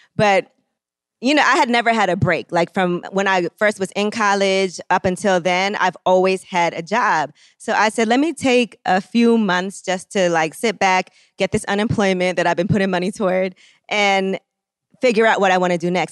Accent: New York City, New York, United States; I grew up, just in Brooklyn. I'm from Flatbush.

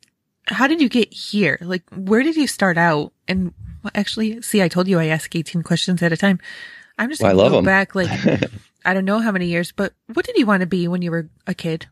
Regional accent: New York, United States; I grew up in Western New York, near Rochester.

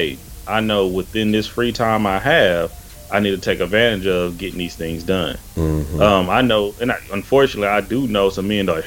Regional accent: Tyler, Texas, United States; moved away as an adult; also born or lived in Houston, Texas; now in Seattle, United States; I'm initially from East Texas. I'm from Tyler, Texas.

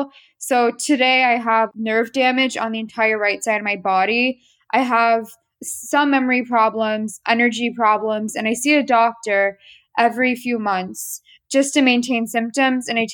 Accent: Washington, District of Columbia, United States; I'm from the Washington, D.C. area, born and raised, but ethnically Armenian

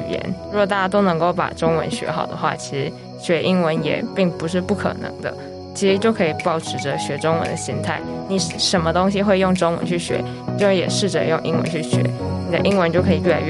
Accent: Germany; born there; 因为小时候是在德国出生，然后家人从小在家里也都是叫我英文名字。

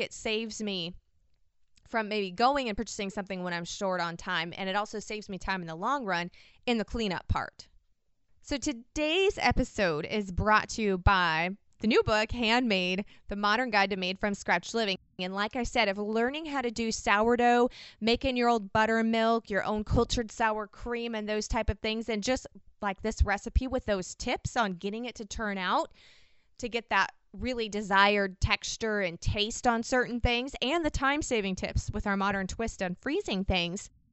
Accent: Washington, United States; I'm from the Pacific Northwest in Washington

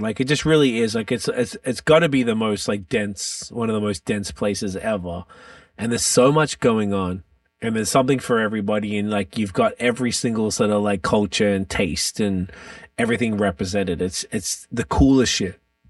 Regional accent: Melbourne, Victoria, Australia; I'm from Melbourne, Australia, and Melbourne is, I heard Greek was the second most Greeks outside of Athens.

